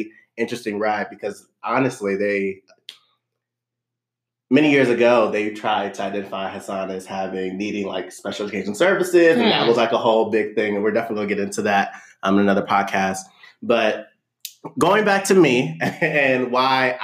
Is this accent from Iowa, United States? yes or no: no; California, United States; also born or lived in Los Angeles; I am from California as well. And being from California, my parents were very fortunate enough to kind of move us into the suburbs because I was born